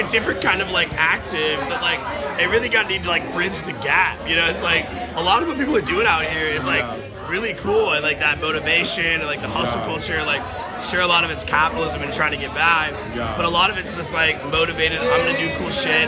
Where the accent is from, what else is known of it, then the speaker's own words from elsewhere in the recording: Washington, United States; I'm from Washington